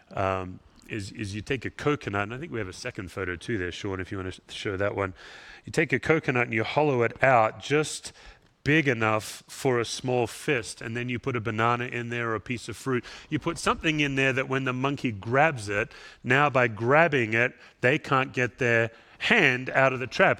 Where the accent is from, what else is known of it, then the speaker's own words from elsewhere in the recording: Australia; moved away; I'm an Aussie